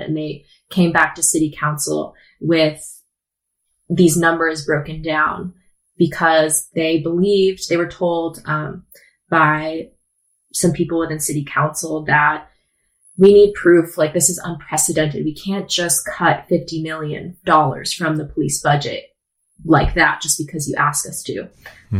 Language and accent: English; Portland, Oregon, United States; I'm from Portland, born and raised